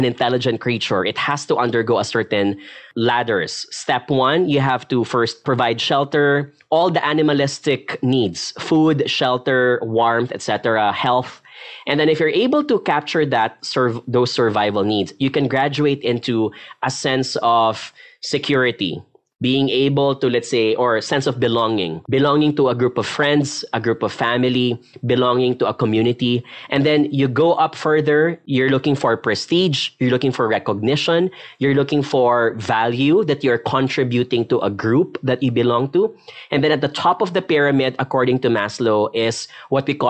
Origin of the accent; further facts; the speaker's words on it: Philippines; being a Filipino